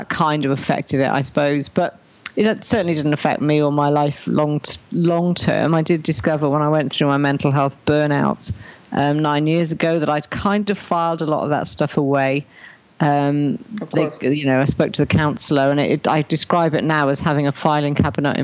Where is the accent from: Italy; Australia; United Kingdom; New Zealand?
United Kingdom; Raglan, Wales; I was born in Raglan, which is a little village here in South Wales.